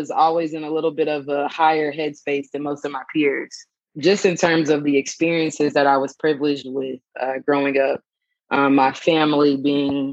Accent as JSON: {"language": "English", "town": "Dallas", "region": "Texas", "country": "United States", "tie": "born or raised there", "also_born_or_lived": "Austin, Texas", "said": "I'm from Dallas, born and raised, went to school in Austin at UT, graduated in 2015, moved back to Dallas, and currently reside here."}